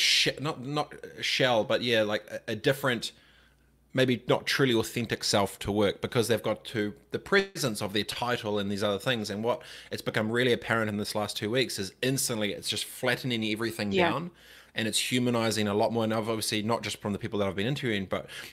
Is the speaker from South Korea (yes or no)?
no; Suva, Central Division, Fiji; moved away; I grew up in Suva when I was little